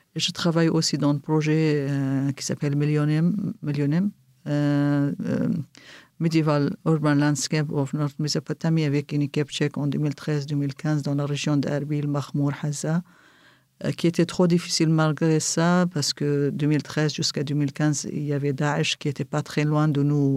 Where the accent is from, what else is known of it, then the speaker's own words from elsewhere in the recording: Kirkuk, Kirkuk Governorate, Iraq; first language Kurdish; French is a second language; now in Erbil, Iraq; je suis originaire de Kirkuk.